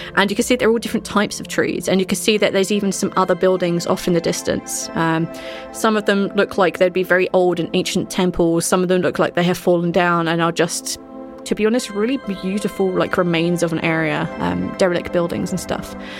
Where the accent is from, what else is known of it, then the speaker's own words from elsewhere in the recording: United Kingdom; I'm the British one.